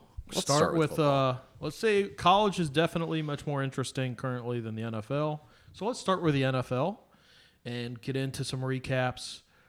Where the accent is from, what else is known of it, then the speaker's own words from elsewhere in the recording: United States; as an American